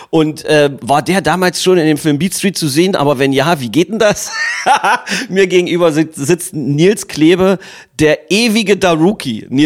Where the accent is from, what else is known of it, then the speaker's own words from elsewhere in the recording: Magdeburg, Saxony-Anhalt, Germany; als ein Magdeburger Kind, welches 50 Jahre hier fast äh, immer in dieser Stadt war, mit einer kleinen Zeitbeule, wo ich mal um die Welt gereist bin